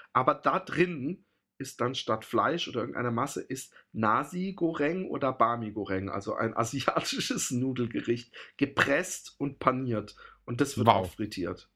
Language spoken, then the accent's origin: German; Germany; now in Netherlands; bei uns in Deutschland